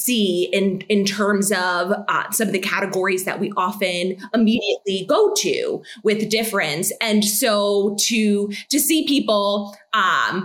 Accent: United States; moved away as an adult; now in Utrecht, Netherlands; I grew up in the States, so I don't understand the language.

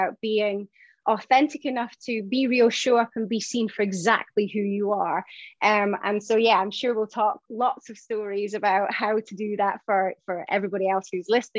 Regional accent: Shetland Islands, Scotland, United Kingdom; I grew up in Shetland Isles. So that's, you know, 263 miles away from the UK mainland

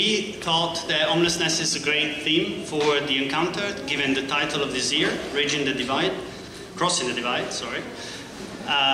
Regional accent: Italy; now in Seattle, United States; I'm from Italy

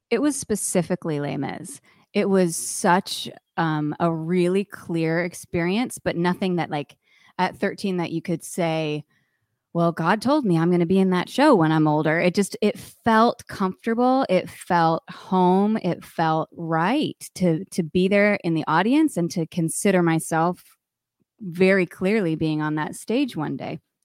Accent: Connecticut, United States; moved away; also born or lived in Provo, Utah / New York City; I grew up in Connecticut

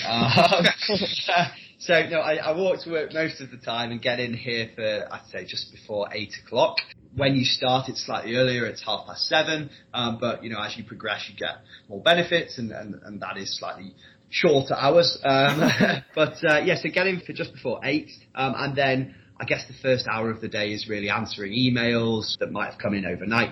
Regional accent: Leeds, Yorkshire and the Humber, United Kingdom; moved away as an adult; also born or lived in Newcastle; I'm from Leeds originally, but I did a four-year modern languages degree at Newcastle University

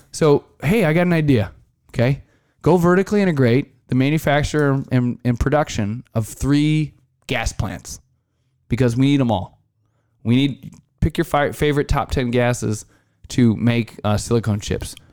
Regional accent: Iowa, United States; growing up in Iowa, I, I spent a couple summers detasseling and corn roguing

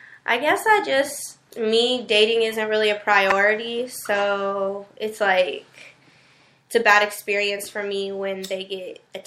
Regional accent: Denver, Colorado, United States; I'm from Denver. I'm 24.

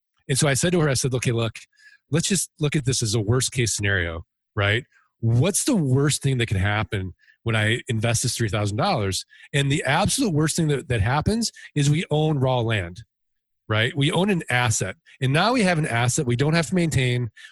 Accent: St. Louis, Missouri, United States

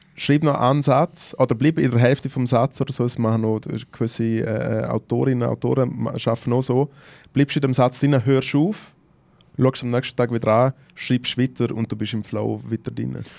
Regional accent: Switzerland; ich komm aus der Schweiz

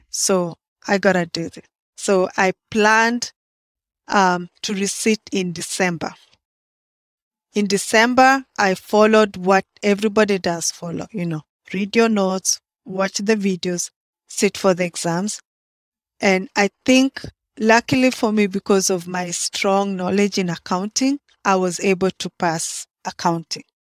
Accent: Kenya; moved away as an adult; now in Baltimore, United States; I'm from Kenya. that's in East Africa.

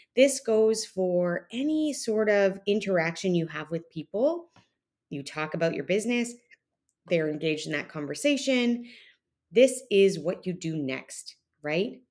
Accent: Canada; now in Texas, United States; me being Canadian

